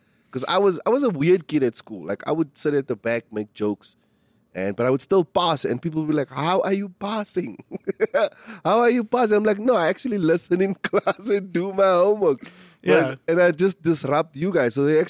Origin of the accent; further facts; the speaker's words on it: King William's Town, Eastern Cape, South Africa; now in Johannesburg, South Africa; So I grew up in King Williamstown. That's all the way in the Eastern Cape. Very, very, very small town. And I grew up in a small place called Breitbach.